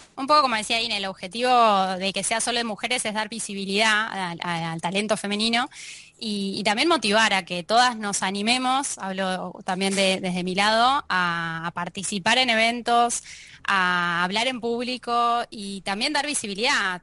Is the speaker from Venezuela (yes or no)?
no; Argentina; moved away as an adult; now in Barcelona, Spain; Los argentinos ya podemos decir